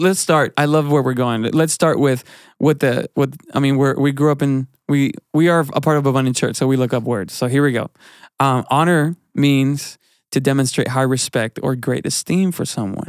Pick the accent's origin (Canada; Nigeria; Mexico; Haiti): Mexico; now in United States; I grew up in a, in a culture in, in Mexican church